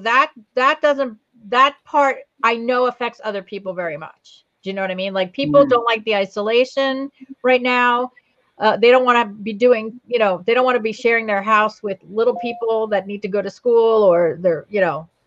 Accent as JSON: {"language": "English", "town": "New Providence", "region": "New Jersey", "country": "United States", "tie": "born or raised there", "also_born_or_lived": "Verona, New Jersey", "said": "I grew up in New Providence. That's where I went to high school"}